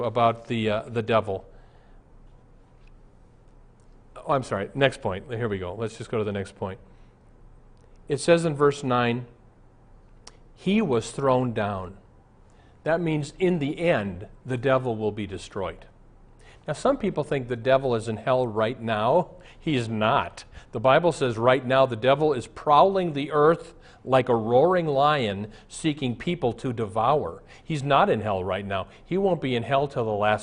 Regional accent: Omaha, Nebraska, United States; moved away; I'm from Omaha. I was in Omaha recently. I'm very nostalgic. I wanted to walk through my old high school.

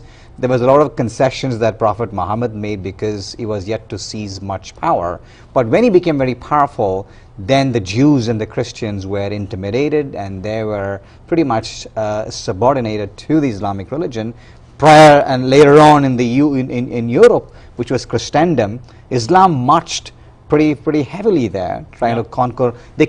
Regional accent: India; Yes, I was.

